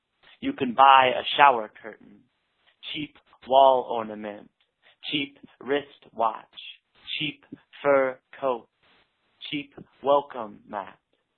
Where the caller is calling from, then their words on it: Portland, Oregon, United States; I'm calling from Portland, Oregon